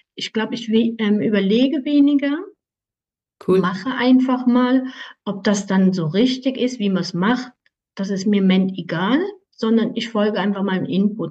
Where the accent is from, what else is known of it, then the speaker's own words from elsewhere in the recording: Aargau, Switzerland; ich komme aus der Schweiz im Kanton Aargau